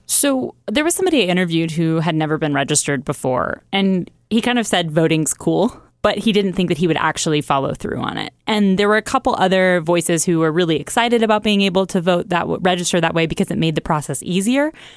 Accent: Oregon, United States; moved away; I grew up in Oregon for a while

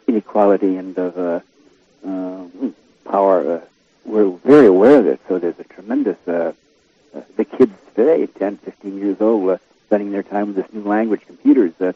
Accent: Southern California, United States; I'm a Southern California

